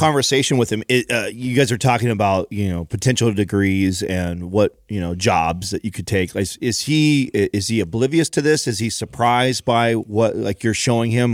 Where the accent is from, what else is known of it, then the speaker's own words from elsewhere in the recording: Don Pedro, California, United States; moved away; where I grew up in Don Pedro